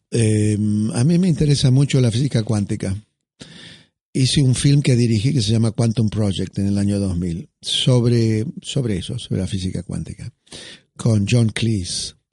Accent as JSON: {"language": "Spanish", "country": "Argentina", "said": "mire, discúlpeme, pero yo soy argentino y esto me hace acordar a un escritor, a Borges."}